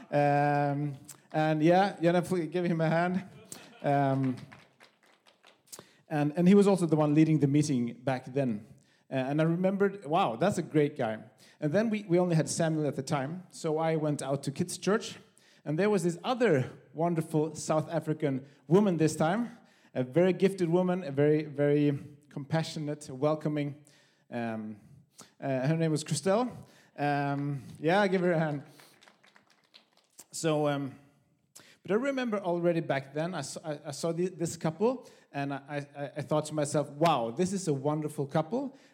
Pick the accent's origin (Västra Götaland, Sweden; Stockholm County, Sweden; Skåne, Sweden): Skåne, Sweden; Höör; also born or lived in Copenhagen; now in Malmö, Sweden; I'm from Sweden, from Höör, the great city of Höör, in the middle of Skåne.